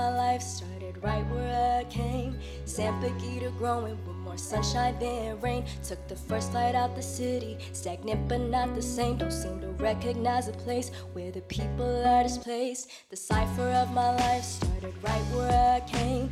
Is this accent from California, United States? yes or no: yes; Fremont, California, United States; growing up in Fremont, California